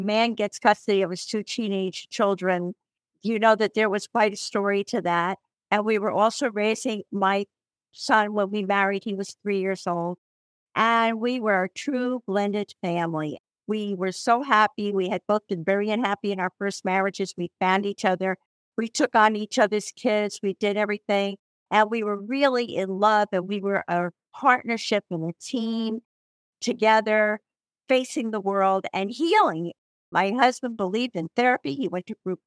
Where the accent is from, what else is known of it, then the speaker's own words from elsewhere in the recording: New Jersey, United States; accent: New Jersey; you can tell by my accent, I'm a New Jersey girl